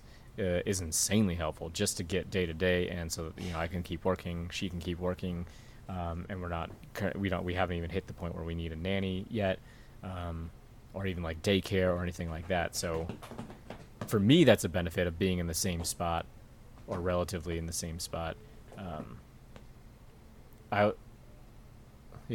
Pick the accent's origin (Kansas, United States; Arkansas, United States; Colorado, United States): Colorado, United States; also born or lived in Sacramento, California; originally from California, Sacramento. Lived there till I was 9. My dad got a job transfer and moved out here to Colorado.